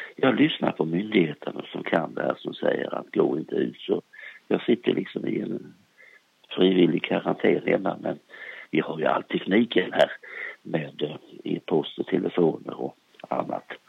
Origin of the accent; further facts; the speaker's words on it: Småland, Sweden; moved away; jag är gärna uppe i Småland, i min hembygd, där jag är född